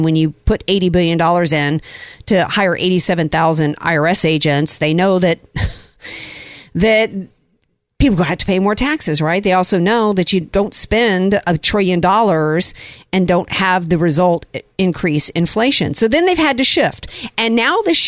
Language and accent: English; the South, United States; when I was growing up in the South